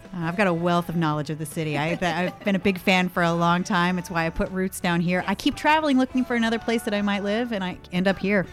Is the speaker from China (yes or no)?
no; Los Gatos, California, United States; moved away as an adult; now in San Francisco, United States; I grew up in Las Gatas